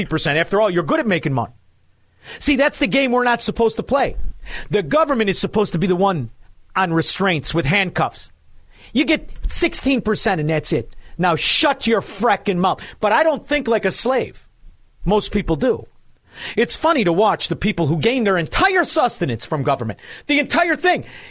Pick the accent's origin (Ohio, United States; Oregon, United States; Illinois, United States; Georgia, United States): Illinois, United States; Melrose Park; I'm a man from Melrose Park